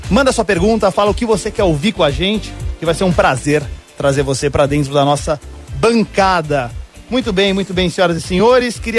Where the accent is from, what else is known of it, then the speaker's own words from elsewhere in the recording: São Paulo, Brazil; eu sou paulistano da Moca.